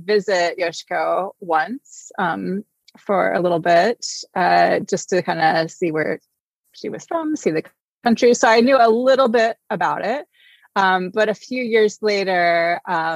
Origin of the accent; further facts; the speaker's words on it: a suburb of Tulsa, Oklahoma, United States; also born or lived in New York; now in Chicago, United States; I grew up in Oklahoma in a suburb of Tulsa